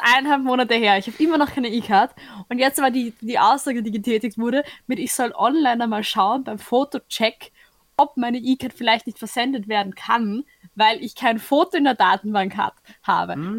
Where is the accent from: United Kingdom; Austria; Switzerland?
Austria; dass ich halt Österreicher bin